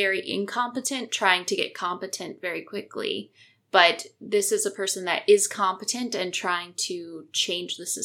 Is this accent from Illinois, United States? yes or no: yes; Chicago, Illinois, United States; also born or lived in Naperville, Illinois; I grew up in Illinois. I grew up kind of in the Chicago area